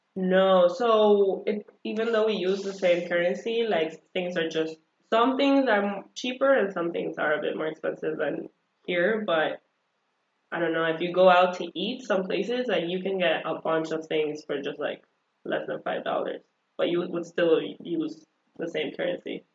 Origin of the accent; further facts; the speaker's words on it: El Salvador; first language Spanish; English is a second language; now in United States; I was born and raised in El Salvador